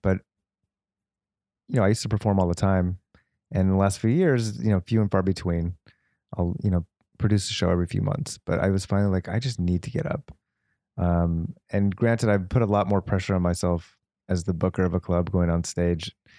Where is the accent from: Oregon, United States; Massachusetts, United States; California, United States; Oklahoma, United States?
California, United States; Los Angeles; as a kid, I grew up in the Valley